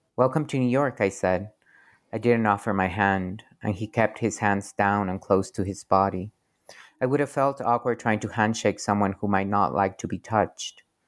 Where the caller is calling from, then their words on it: Querétaro, Mexico; I'm calling from Querétaro, Mexico